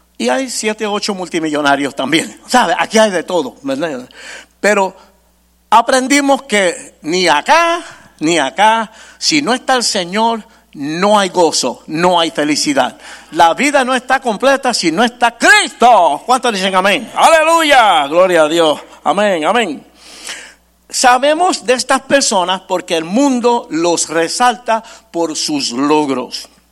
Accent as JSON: {"language": "Spanish", "region": "New York", "country": "United States", "tie": "born or raised there", "said": "Yo nací y me crié en Nueva York"}